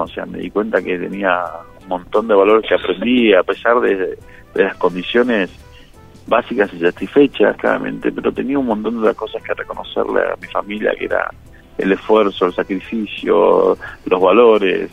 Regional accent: Buenos Aires Province, Argentina; born or raised there; also born or lived in San Juan, Argentina

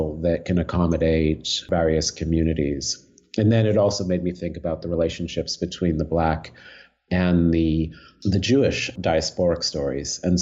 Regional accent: Montreal, Quebec, Canada; I'm actually from Montreal

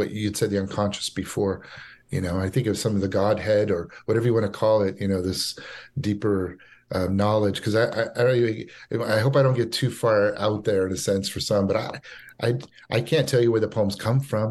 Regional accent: Fresno, California, United States; different bands in Fresno, in my hometown.

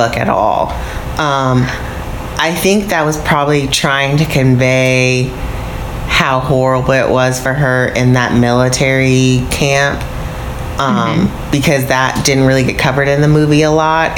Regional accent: United States; I'm American

